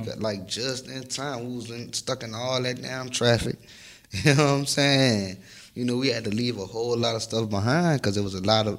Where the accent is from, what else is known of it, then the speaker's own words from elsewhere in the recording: New Orleans, Louisiana, United States; I'm from New Orleans. Ninth Ward, New Orleans.